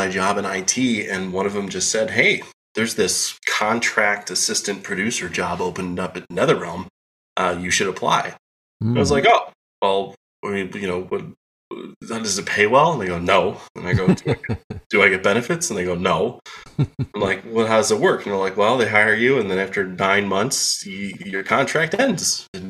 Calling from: Chicagoland suburbs, Illinois, United States; I am calling in from the Chicagoland suburbs, just outside Chicago.

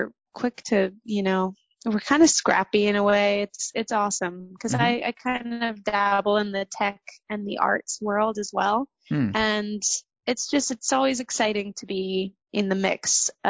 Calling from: San Francisco, California, United States; I am in California in San Francisco.

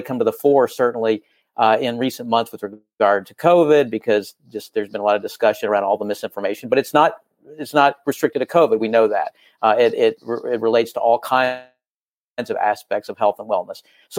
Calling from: Los Angeles, California, United States; I am calling from the city of Los Angeles, Los Angeles, California.

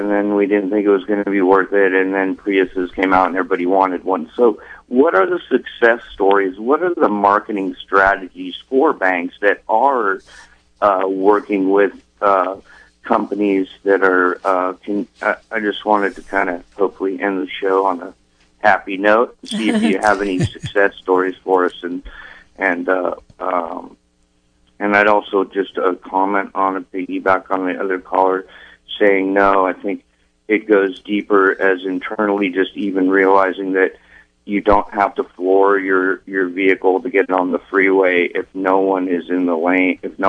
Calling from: Greenfield Ranch, California, United States; I'm calling from Greenfield Ranch.

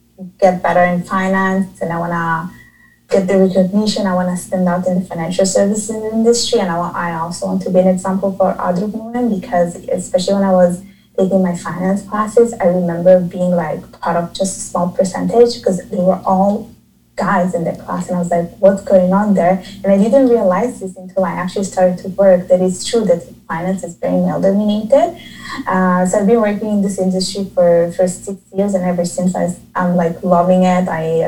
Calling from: Montreal, Quebec, Canada; I'm calling or I'm talking from Montreal, Canada.

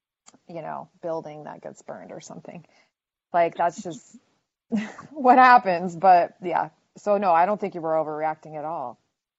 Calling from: Canada; And again, I'm coming from Canada, so like I'm just watching.

